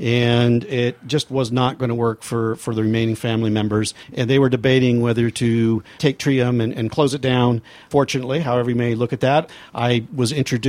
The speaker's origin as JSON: {"language": "English", "area": "Rogue Valley", "region": "Oregon", "country": "United States", "tie": "born or raised there", "said": "I grew up in the Rogue Valley."}